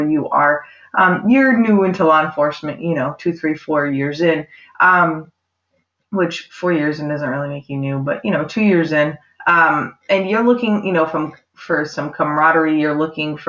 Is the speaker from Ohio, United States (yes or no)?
no; Maine, United States; born or raised there